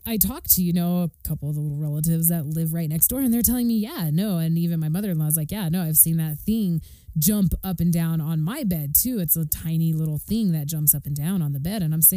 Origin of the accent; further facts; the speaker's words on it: Arroyo Seco, New Mexico, United States; I grew up in Arroyo Seco, and I grew up in a house that's one of the oldest houses